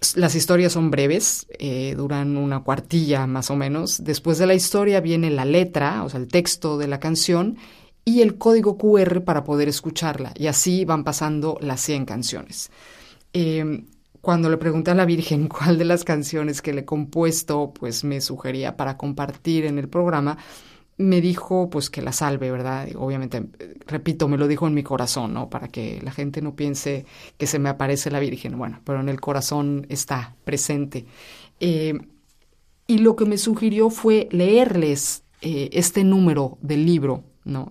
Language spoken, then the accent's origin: Spanish; Mexico; now in Rome, Italy; me fui a México, soy mexicana